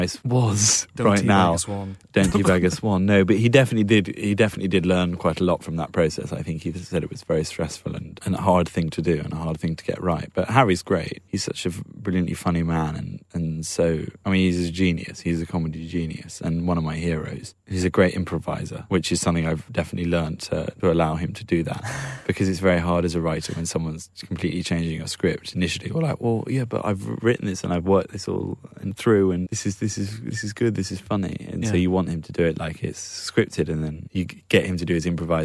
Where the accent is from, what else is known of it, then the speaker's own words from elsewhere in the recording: Marlborough, South West England, United Kingdom; I can do quite good West Country, I think, because I grew up in Marlborough.